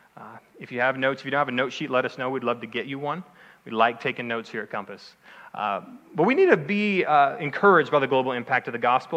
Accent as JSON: {"language": "English", "area": "outside of Dallas", "region": "Texas", "country": "United States", "tie": "born or raised there", "said": "I'm from Texas, okay? I grew up outside of Dallas"}